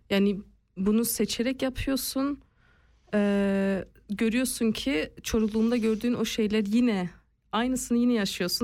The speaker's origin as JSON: {"language": "Turkish", "town": "Basel", "region": "Basel-Stadt", "country": "Switzerland", "tie": "born or raised there", "also_born_or_lived": "Bern", "said": "Basel'de doğdum ve Basel'de büyüdüm. E, arada Bern'de yaşadığımız da oldu"}